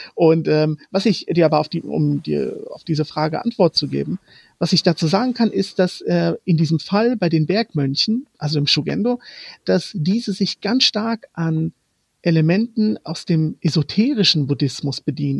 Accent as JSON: {"language": "German", "town": "Frankfurt", "region": "Hesse", "country": "Germany", "tie": "born or raised there", "also_born_or_lived": "Croatia", "first_language": "Romani", "second_language": "German", "moved": "as an adult", "lives_now": "Kyoto, Japan", "said": "als ich vor fünf Jahren von meiner Heimat äh, Frankfurt nach Kyoto gezogen bin"}